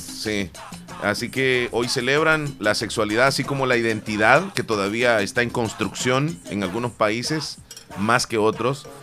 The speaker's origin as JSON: {"language": "Spanish", "country": "El Salvador", "said": "Yo soy cuscatleco, soy salvadoreño, no me gusta que me digan guanaco"}